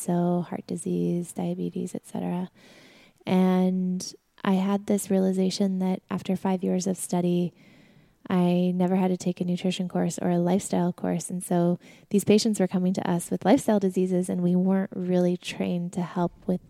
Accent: Sedona, Arizona, United States; moved away as an adult; also born or lived in New York; We grew up in Sedona, Arizona.

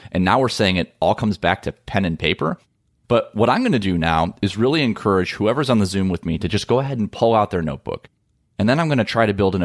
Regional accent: Midwest, United States; a couple of corn-fed Midwesterners like us

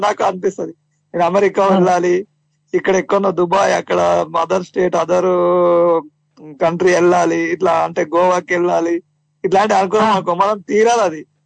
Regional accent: Ananthasagar, Telangana, India; Sangareddy district మాది అనంత సాగర్ గ్రామం

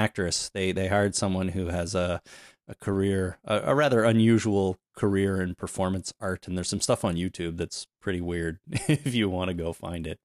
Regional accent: Canada; I'm Canadian

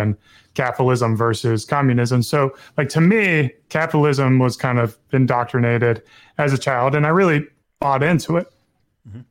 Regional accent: the South, United States; growing up in the South

